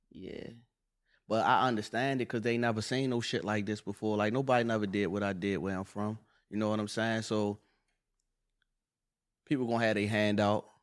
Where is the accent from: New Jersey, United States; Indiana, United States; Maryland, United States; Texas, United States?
Maryland, United States; Baltimore; Say he knocked a nigga out or something, and I say I'm from Baltimore.